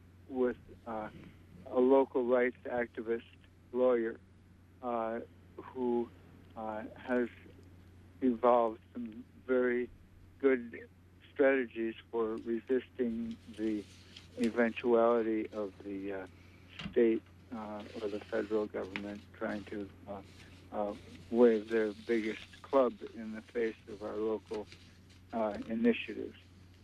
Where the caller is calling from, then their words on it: Brooklyn, New York, United States; from Brooklyn.